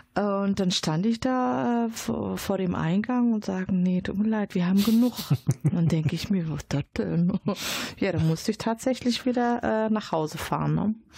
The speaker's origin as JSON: {"language": "German", "country": "Morocco", "tie": "born or raised there", "moved": "yes", "lives_now": "Dortmund, Germany", "said": "ich bin gebürtige Marokkanerin, aber ich kann die äh, arabische Sprache nicht"}